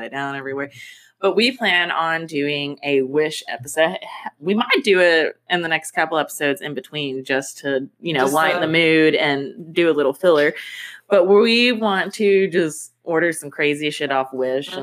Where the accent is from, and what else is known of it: United States